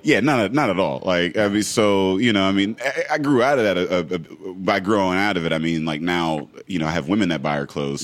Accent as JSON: {"language": "English", "town": "Braddock", "region": "Pennsylvania", "country": "United States", "tie": "born or raised there", "said": "I grew up in Braddock, um, and we we had a house"}